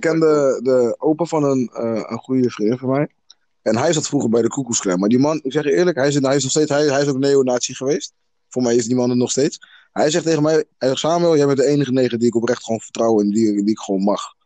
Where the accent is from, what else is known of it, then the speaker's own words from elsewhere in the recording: South Africa; now in Netherlands; ik ben zelf Zuid-Afrikaans